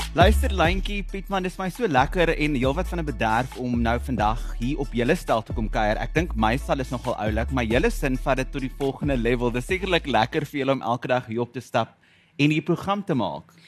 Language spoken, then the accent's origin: Afrikaans; South Africa; ons as Suid-Afrikaners